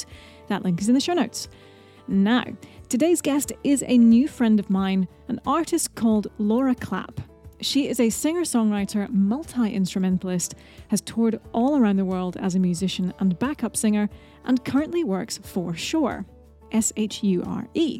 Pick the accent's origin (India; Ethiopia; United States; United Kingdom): United Kingdom; I'm British